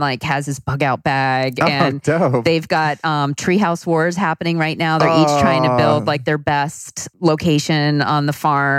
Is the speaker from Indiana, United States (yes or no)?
no; Long Island, the Hamptons, New York, United States; moved away; I grew up on Long Island in a beach community.